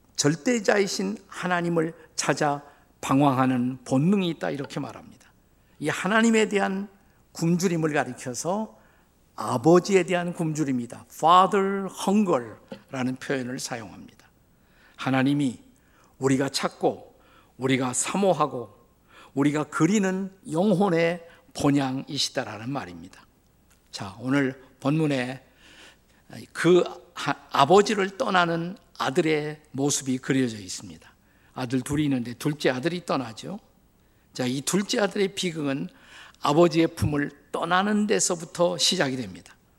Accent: Suwon, Gyeonggi Province, South Korea; moved away as an adult; also born or lived in Seoul / Washington, D.C. area, United States / Bundang/Suji; 저의 고향은 수원입니다.

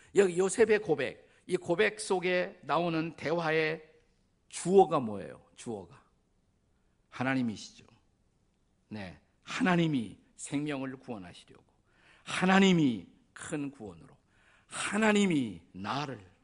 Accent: South Korea; 저는 한국인으로서

